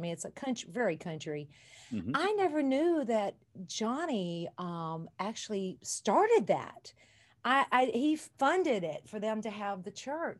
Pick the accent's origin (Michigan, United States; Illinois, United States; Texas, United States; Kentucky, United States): Kentucky, United States; Well, my life, you know, I grew up in Kentucky and my mom said my bags were always packed by the door.